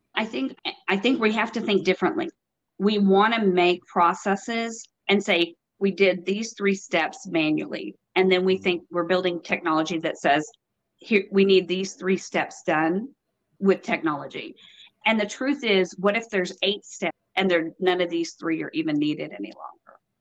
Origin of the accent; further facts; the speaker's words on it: Texas, United States; now in North Carolina, United States; I'm from Texas, born and raised, and now in North Carolina.